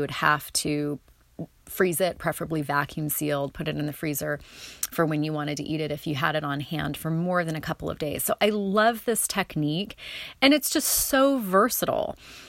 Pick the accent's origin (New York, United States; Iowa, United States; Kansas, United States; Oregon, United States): Oregon, United States; North Bend; landed outside of Charleston near Coos Bay and North Bend, where I grew up on Oregon's south coast.